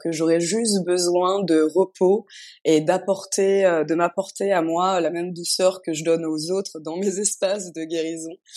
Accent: Paris, Île-de-France, France; moved away as an adult; also born or lived in Amsterdam; now in Tulum, Mexico; je suis née, j'ai grandi à Paris

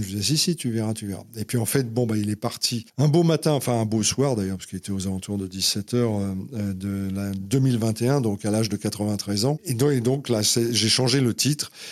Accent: Paris, Île-de-France, France; also born or lived in Saint-Ouen; je suis vraiment un Parisien

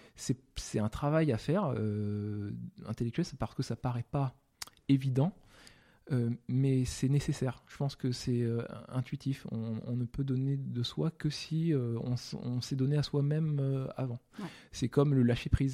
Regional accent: France; je suis né en France

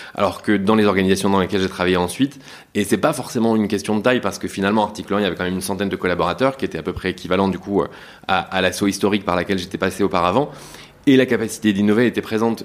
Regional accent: Douvrin, Hauts-de-France, France; moi, je suis originaire des Hauts-de-France, donc de Lille pour être assez large en réalité, de Douvrin, une petite ville dans le Pas-de-Calais

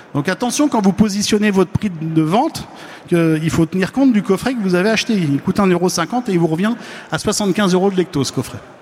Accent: Lorraine, Grand Est, France; je ne suis pas Normand, je suis Lorrain

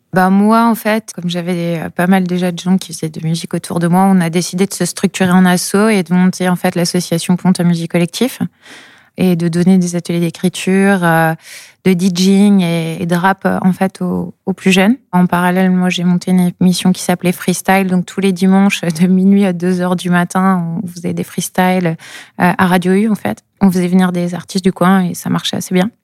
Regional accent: coast of Brittany, France; now in Brest, France; je suis originaire du côté de Prescott, en fait. Donc, je viens vraiment de la côte

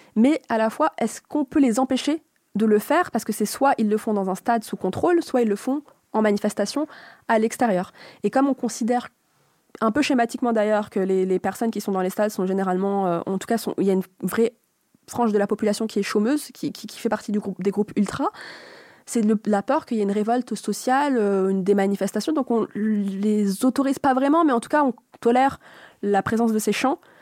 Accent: Tunisia; je suis tunisienne

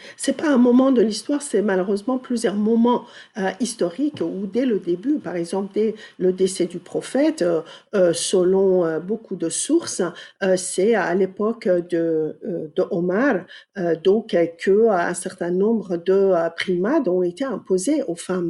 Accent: Iran; moved away as an adult; now in France; j'ai grandi en Iran jusqu'à l'âge de 20 ans.

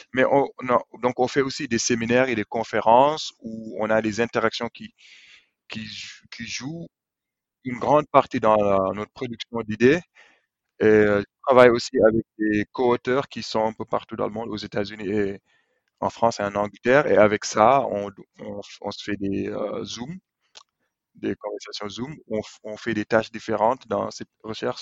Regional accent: Senegal; moved away as an adult; quand on vient du Sénégal

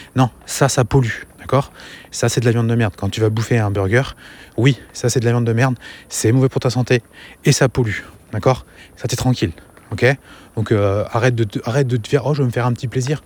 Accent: France; now in Angers, France

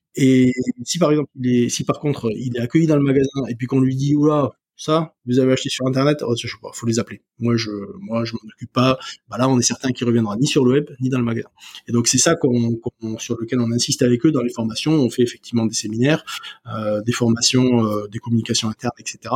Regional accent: Ariège, Occitania, France; chez moi en Ariège

